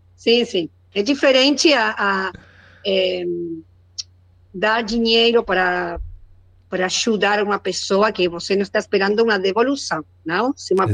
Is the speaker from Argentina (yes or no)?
yes; Argentina; Portuguese is a second language; now in Chubut, Argentina; eu sou argentina, moro na Patagônia